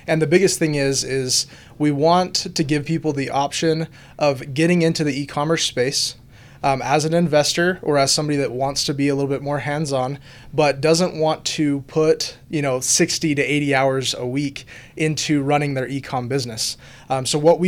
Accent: Utah, United States; I'm from Leah, Utah, born and raised

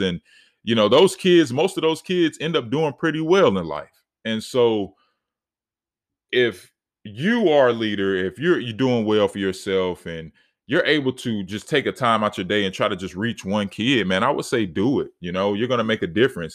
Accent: Charlotte, North Carolina, United States; in my city, you know, I'm from Charlotte, North Carolina

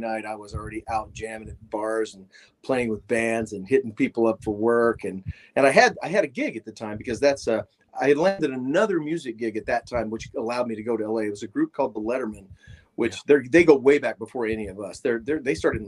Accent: Daytona Beach, Florida, United States; moved away; growing up in Daytona Beach

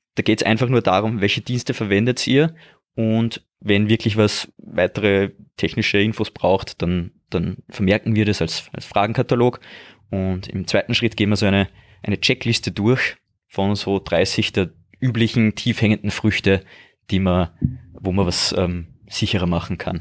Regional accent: Austria; bei uns in Österreich

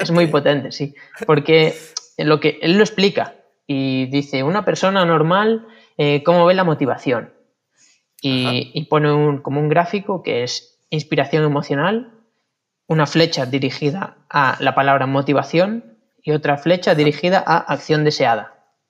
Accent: Vilariño, Galicia, Spain; volví al Vilariño, que es donde me crié

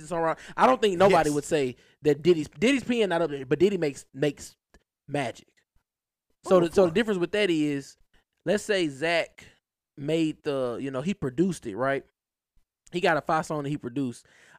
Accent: the South, United States; Maybe because I'm from the South.

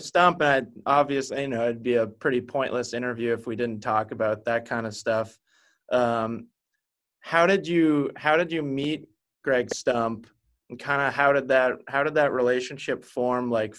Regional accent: Maine, United States; growing up in Maine is pretty much the opposite spot to Seattle

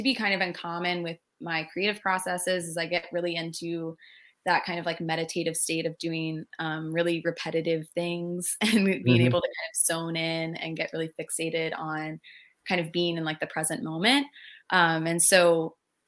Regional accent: Virginia Beach, Virginia, United States; moved away as an adult; also born or lived in Fredericksburg, Virginia; now in Escondido, United States; I grew up in Virginia Beach

